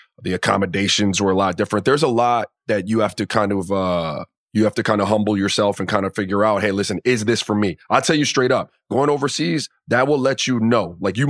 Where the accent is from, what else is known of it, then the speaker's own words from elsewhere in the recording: Miami, Florida, United States; I grew up in the Caribbean in Miami.